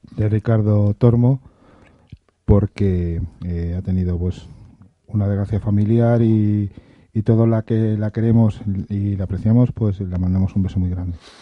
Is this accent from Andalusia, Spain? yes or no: no; Madrid, Community of Madrid, Spain; yo soy madrileño y vivo en Madrid